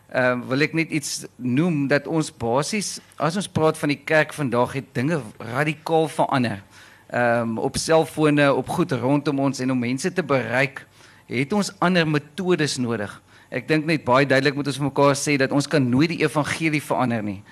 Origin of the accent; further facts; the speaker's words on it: Caledon, Western Cape, South Africa; moved away; ek kom al van Calydon af, 'n lekker platlandse plek en toe ek groot geword het, het almal kerk toe gegaan